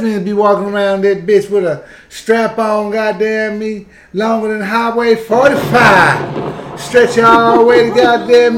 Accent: Texas, United States; I'm from Texas

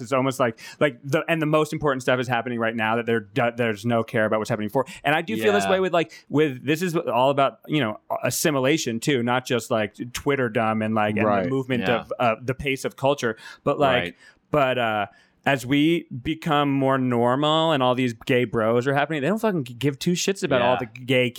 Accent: Rhode Island, United States; And I alienated Rhode Island.

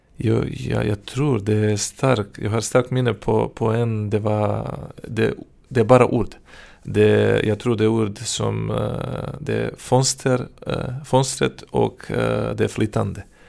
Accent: Serbia; first language Serbian; Swedish is a second language; moved away as an adult; now in Södertälje, Sweden; Jag kommer från Serbien.

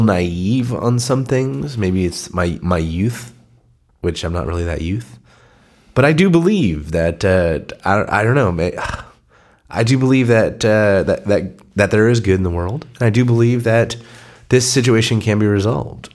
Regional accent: San Diego, California, United States; born and raised in San Diego, proud to be a San Diegan

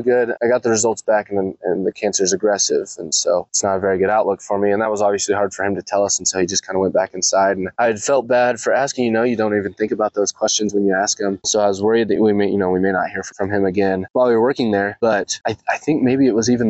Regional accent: Clyde, Kansas, United States; I grew up in Clyde, Kansas, parishioner at St. John the Baptist there in Clyde.

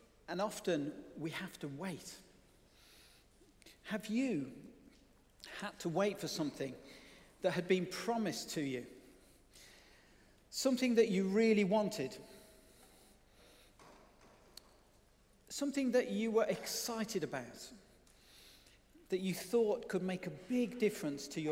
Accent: Birmingham, West Midlands, United Kingdom; being able to explore the suburban wilds of Birmingham, if you hadn't already worked that out from my accent

